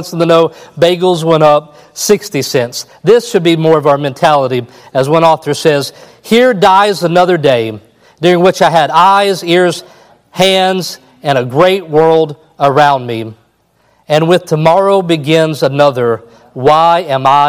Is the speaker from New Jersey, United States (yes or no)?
no; Kentucky, United States; I'm from Kentucky.